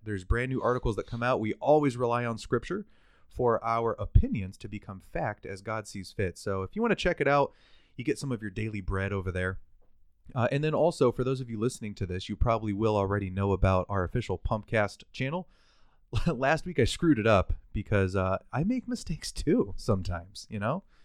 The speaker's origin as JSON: {"language": "English", "country": "United States", "said": "We, as the American people, as the American nation"}